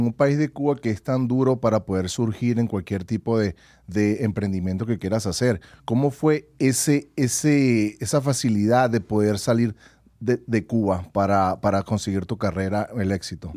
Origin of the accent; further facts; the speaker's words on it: Venezuela; now in United States; en mi país, en Venezuela.